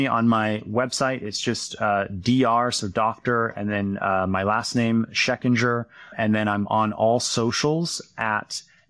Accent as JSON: {"language": "English", "town": "Harlan", "region": "Iowa", "country": "United States", "tie": "born or raised there", "said": "I grew up in a small town called Harlan, Iowa. It's in the southwest part of the state. It's about an hour east of Omaha, Nebraska."}